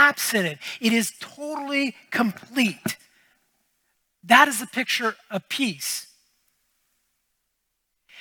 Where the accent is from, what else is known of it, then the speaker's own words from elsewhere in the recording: United States; now in Canada; I grew up in the States